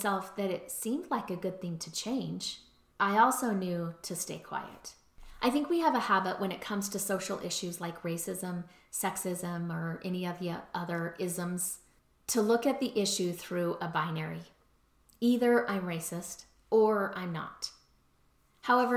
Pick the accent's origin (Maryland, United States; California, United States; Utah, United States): Utah, United States; also born or lived in Baton Rouge, Louisiana